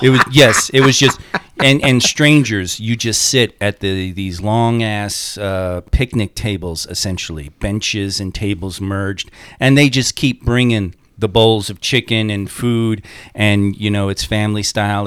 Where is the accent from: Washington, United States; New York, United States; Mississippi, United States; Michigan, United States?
New York, United States; Long Island; I'm from Long Island, so it, Jewish and Italian Catholic